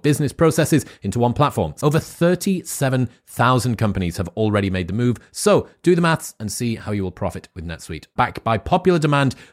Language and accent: English; United Kingdom; as a British person